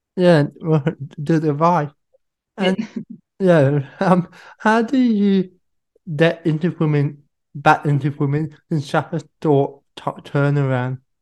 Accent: Sydney, New South Wales, Australia; my hometown Sydney

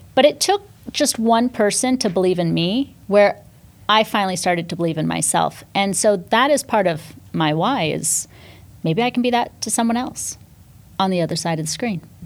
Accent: Northern California, United States; also born or lived in New York City, United States; now in Miami, United States; I grew up in Northern California, small town, uh, again, on a dairy farm

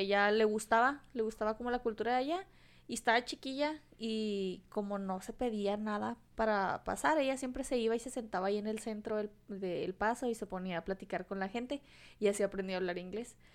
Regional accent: Mexico

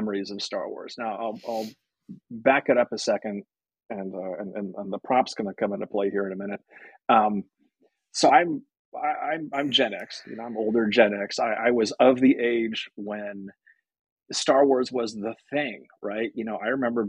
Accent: Berkeley, California, United States; I grew up in Berkeley

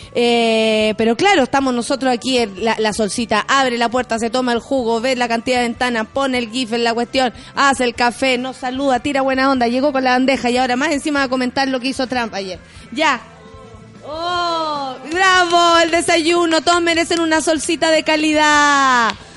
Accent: Chile; nosotros como chilenos

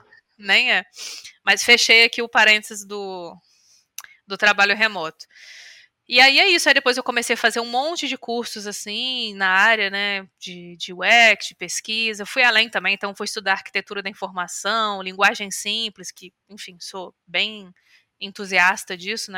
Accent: Volta Redonda, Rio de Janeiro, Brazil; eu nasci em Volta Redonda, que é uma cidade do estado do Rio

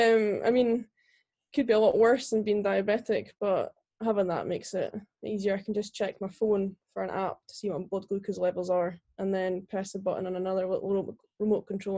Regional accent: Nethy Bridge, Scotland, United Kingdom; also born or lived in Aberdeen; I was born in Aberdeen, and then at the age of six moved to a little village called Nethybridge near Aviemore

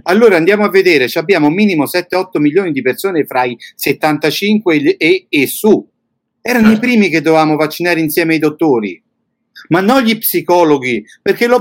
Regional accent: Italy; moved away as an adult; now in Bulgaria; sono un italiano che è partito da tanti anni. Però non mi sono mai dimenticato e non mi dimenticherò mai la mia terra

